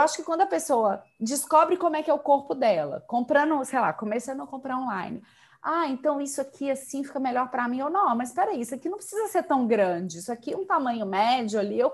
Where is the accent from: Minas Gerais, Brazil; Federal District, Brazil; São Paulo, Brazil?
Minas Gerais, Brazil; Belo Horizonte; accent: mineiro; moved away; falar com mineiros é bom pra matar a saudade, só pelo, pelo nosso sotaque maravilhoso